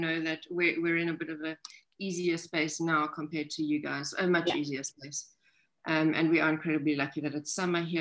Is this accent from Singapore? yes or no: no; South Africa; also born or lived in Namibia; I'm actually from South Africa, and I also live in Namibia a lot